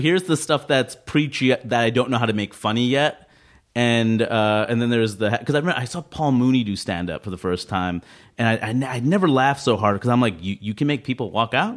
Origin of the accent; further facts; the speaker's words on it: New York City, New York, United States; I grew up in Queens